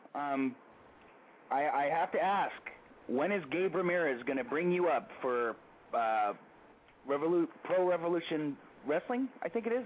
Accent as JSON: {"language": "English", "town": "Daly City", "region": "California", "country": "United States", "tie": "born or raised there", "said": "I was born and raised in Daly City"}